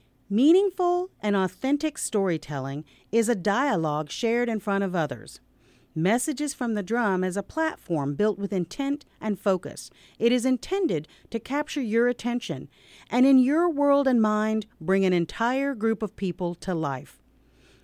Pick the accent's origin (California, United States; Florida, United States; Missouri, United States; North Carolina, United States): North Carolina, United States; Cherokee; now in St. Paul, United States; I grew up in Cherokee, North Carolina, on my tribe's original land